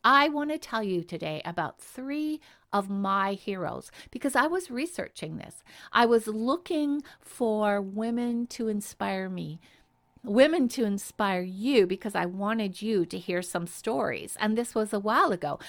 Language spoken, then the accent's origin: English; Canada; I'm Canadian